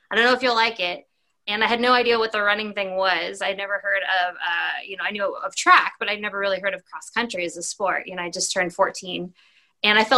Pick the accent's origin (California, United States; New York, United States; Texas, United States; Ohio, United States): Texas, United States; Plano; I was born and raised right outside of Dallas, Texas, in Plano